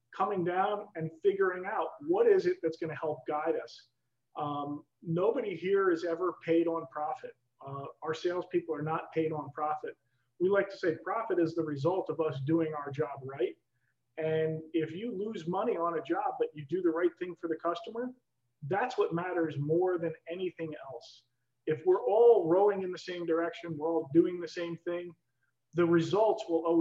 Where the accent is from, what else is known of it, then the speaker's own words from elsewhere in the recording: New York, United States; I'm a New Yorker, tried and true.